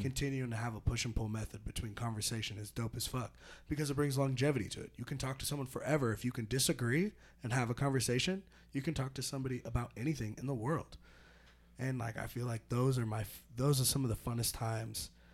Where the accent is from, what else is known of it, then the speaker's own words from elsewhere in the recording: Petaluma, California, United States; growing up in Petaluma